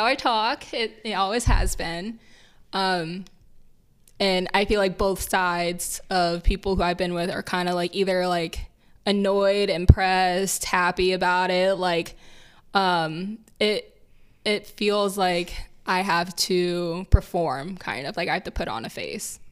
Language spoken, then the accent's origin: English; Indiana, United States; where we grew up in Indiana